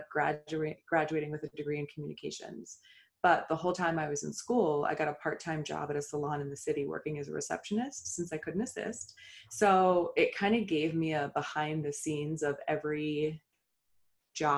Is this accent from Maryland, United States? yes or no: yes; Maryland, United States; I grew up in Maryland.